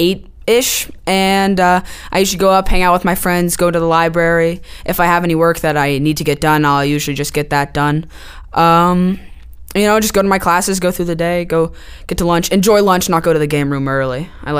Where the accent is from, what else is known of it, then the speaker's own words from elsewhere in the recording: Chattanooga, Tennessee, United States; I'm in the 8th grade at Macaulay. I'm from Chattanooga, obviously.